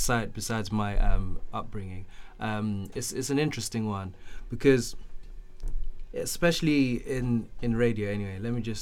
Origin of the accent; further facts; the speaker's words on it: Canterbury, South East England, United Kingdom; also born or lived in Zimbabwe; I grew up in Canterbury